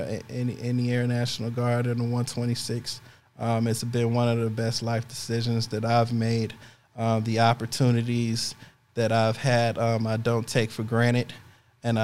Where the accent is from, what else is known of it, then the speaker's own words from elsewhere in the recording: Chicago, Illinois, United States; moved away as an adult; I'm leaving my hometown